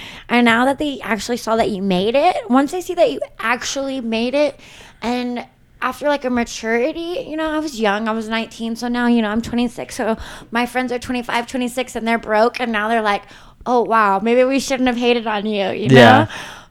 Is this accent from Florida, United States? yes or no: no; Grand Saline, Texas, United States; now in Los Angeles, United States; I'm from Texas.